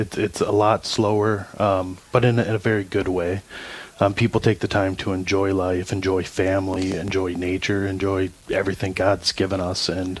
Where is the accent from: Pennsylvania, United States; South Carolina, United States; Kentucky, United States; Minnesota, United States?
Minnesota, United States; Minneapolis; moved away as an adult; now in Ely, United States; I live in Ely right now, originally from the Twin Cities, but my family moved up here about a year ago or so.